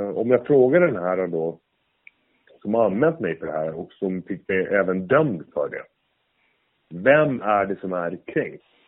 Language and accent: Swedish; Sweden; jag som svensk